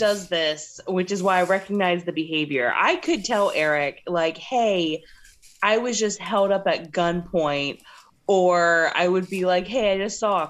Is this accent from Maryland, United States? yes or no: yes; Keedysville, Maryland, United States; back when I grew up in Keedysville, Maryland